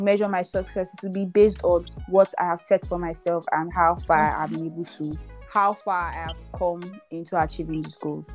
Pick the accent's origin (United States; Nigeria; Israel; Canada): Nigeria; Benin City, Edo; moved away as an adult; now in Lagos, Nigeria; I moved from Benin to Lagos in 2018